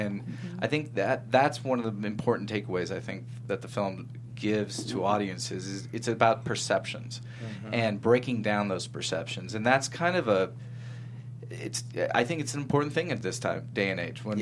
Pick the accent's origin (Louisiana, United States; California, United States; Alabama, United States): California, United States; Northern; I grew up in Northern California